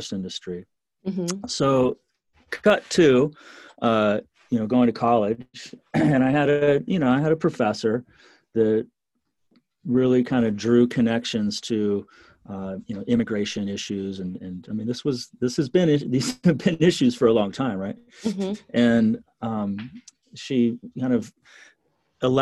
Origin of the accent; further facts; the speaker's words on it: Eugene, Oregon, United States; small towns around where I grew up in Eugene in Oregon.